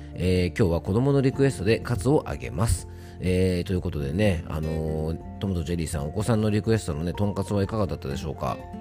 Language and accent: Japanese; Fuefuki, Yamanashi, Japan; 僕の地元の笛吹市というところはね、桃の出荷量は日本一じゃないかな